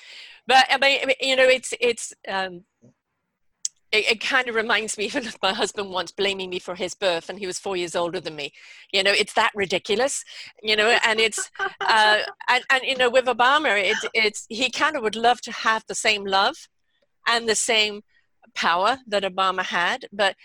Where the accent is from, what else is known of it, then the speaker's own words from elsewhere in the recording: Canada; And I'm Canadian, for Christ's sake, and I get worked up over this.